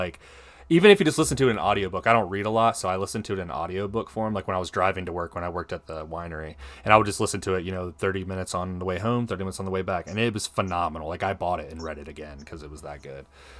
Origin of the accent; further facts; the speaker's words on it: Virginia, United States; I'm born and raised in Virginia.